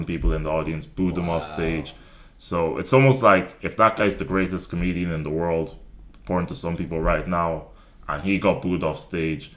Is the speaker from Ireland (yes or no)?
yes; Ireland; also born or lived in Nigeria; I grew up in Ireland, my household was still very, very Nigerian